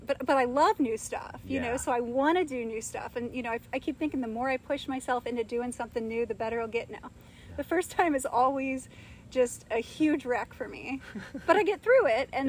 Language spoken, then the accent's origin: English; Kenwood, Ohio, United States; I'm from Kenwood, the low rent part